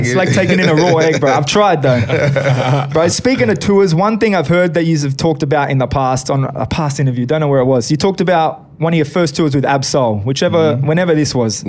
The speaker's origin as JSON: {"language": "English", "country": "Australia", "said": "being from here, it's all right."}